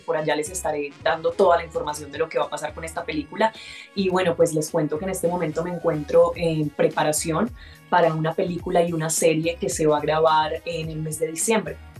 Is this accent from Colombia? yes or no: yes; Colombia; also born or lived in Barranquilla, Atlántico / Antioquia; yo soy mitad barranquillera, mitad paisa